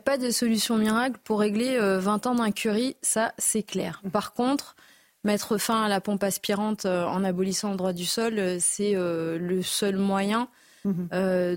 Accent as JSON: {"language": "French", "country": "Mayotte", "said": "On a choisi la France, on est français depuis 1841, on a voté pour le rester"}